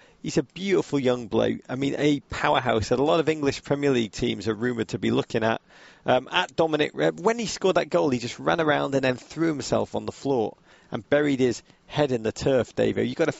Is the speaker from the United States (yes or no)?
yes; United States; I'm as American as Larry Hagman.